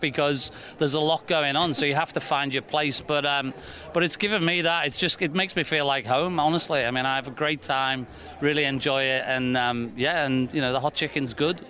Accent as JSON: {"language": "English", "town": "Liverpool", "region": "North West England", "country": "United Kingdom", "tie": "born or raised there", "moved": "as an adult", "lives_now": "Nashville, United States", "said": "I grew up in Liverpool."}